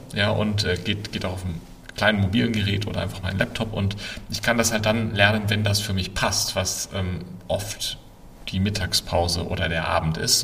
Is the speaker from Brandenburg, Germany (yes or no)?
no; Würzburg, Bavaria, Germany; also born or lived in Berkeley; now in Ammersee, Germany; ich bin eigentlich gebürtiger Würzburger, wohne jetzt aber seit vielen Jahren außerhalb von München am Ammersee